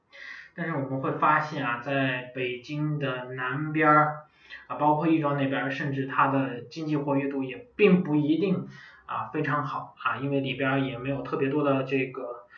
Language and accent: Chinese; Inner Mongolia, China; 包括我的老家省会啊，呼和浩特市啊